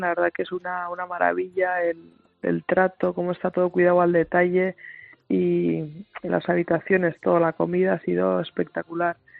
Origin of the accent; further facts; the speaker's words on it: Pamplona, Navarre, Spain; siendo Navarra y de Pamplona